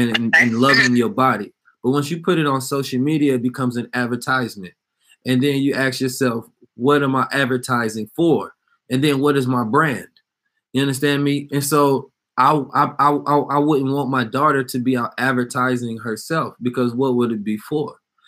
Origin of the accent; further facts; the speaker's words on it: California, United States; And so I'm from the Bay, of course.